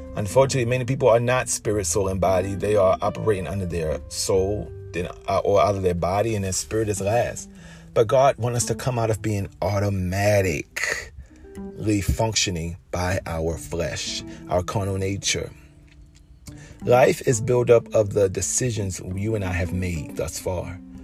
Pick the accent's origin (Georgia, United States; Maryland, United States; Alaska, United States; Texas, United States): Maryland, United States; Baltimore; I grew up in Baltimore City